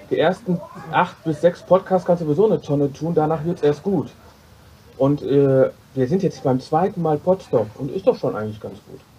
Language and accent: German; Duisburg, North Rhine-Westphalia, Germany; ich komme aus Duisburg.